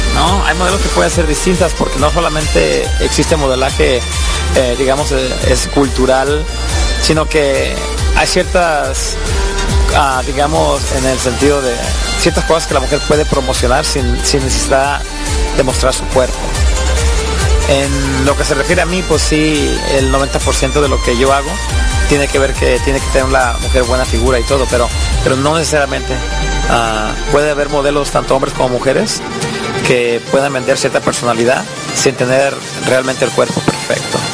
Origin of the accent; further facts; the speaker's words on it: Mexico; now in United States; Yo soy de México, tengo 20 años en Estados Unidos